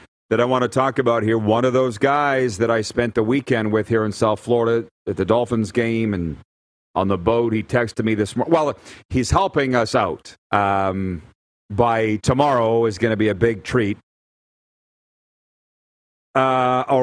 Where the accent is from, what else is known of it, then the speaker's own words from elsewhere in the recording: Saskatchewan, Canada; we're from Saskatchewan